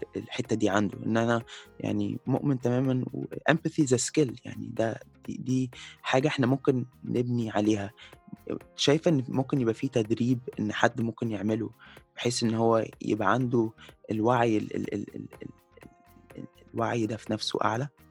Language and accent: Arabic; Egypt; احنا كمصريين يعني احنا كمصريين